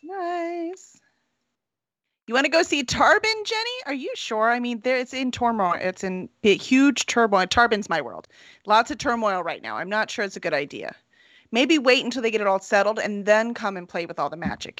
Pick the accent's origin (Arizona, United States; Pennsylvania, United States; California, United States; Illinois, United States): Illinois, United States; Chicago; now in Houston, United States; I'm from Chicago